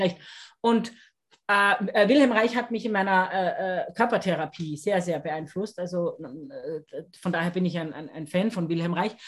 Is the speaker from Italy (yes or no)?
no; Austria; wie man bei uns in Österreich sagt